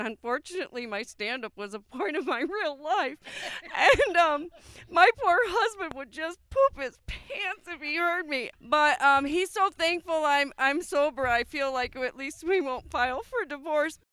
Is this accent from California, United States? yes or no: no; Plainfield, Illinois, United States; I am from Plainfield, Illinois